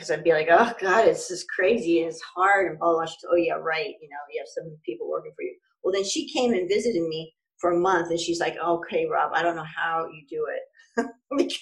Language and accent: English; United States; moved away as an adult; also born or lived in Ghana / China / Kuwait; living as an American overseas